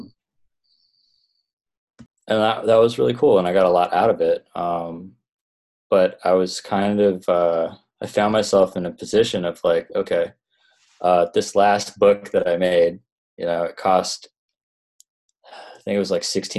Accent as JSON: {"language": "English", "town": "Toronto", "region": "Ontario", "country": "Canada", "tie": "born or raised there", "also_born_or_lived": "Vancouver", "moved": "as an adult", "said": "I'm originally from Canada. I grew up in Toronto"}